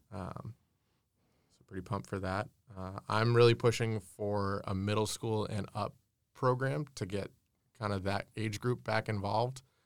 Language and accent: English; Keene, New Hampshire, United States; moved away as an adult; also born or lived in Lincoln, New Hampshire; now in Concord, United States; I was born and raised in Keene.